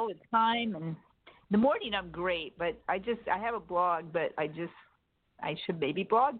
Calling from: San Diego, California, United States; Hi, Jimmy. This is … in San Diego.

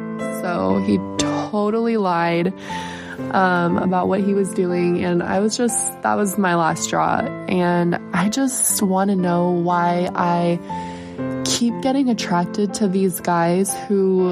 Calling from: Los Angeles, California, United States; moved away; I'm calling from the Los Angeles area. I just moved here about 3 months ago

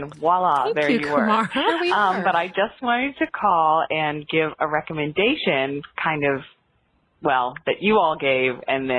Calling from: New York City, New York, United States; I'm calling from Brooklyn.

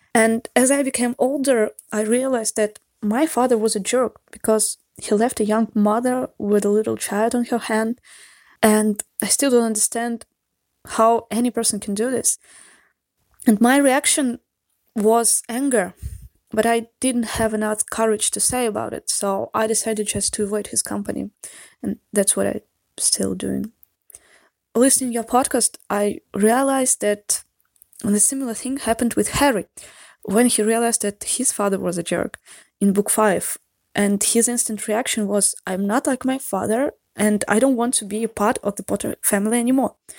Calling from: Saint Petersburg, Russia; English is a second language

